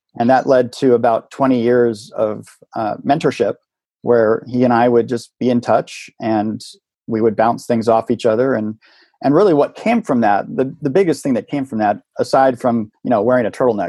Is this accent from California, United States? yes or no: yes; Silicon Valley, California, United States; Yeah, growing up in Silicon Valley, in the, you know, being a child of the late 60s there